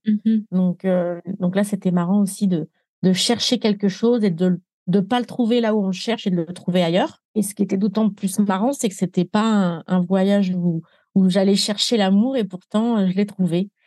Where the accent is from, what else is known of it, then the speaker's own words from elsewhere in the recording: Île-de-France, France; moved away as an adult; now in Nepal; je suis pas une parisienne, je suis une francilienne